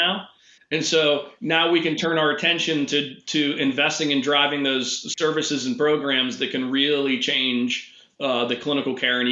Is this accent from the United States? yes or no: yes; Pittsburgh, Pennsylvania, United States; I'm from Pittsburgh, and I'm very passionate about helping to grow the local economy.